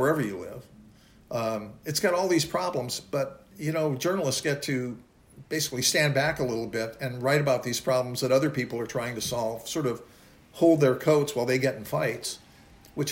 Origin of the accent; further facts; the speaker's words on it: California, United States; also born or lived in Beirut, Lebanon / Mexico; I was born in Beirut in Lebanon. My parents, both Americans, were there when with my dad's business. And then came back to California in the early 50s